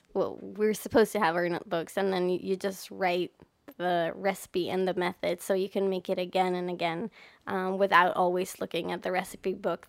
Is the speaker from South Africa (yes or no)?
no; Ovda, Israel; also born or lived in Hatzerim / Re'ut; I was born in Ovda, which is an air base.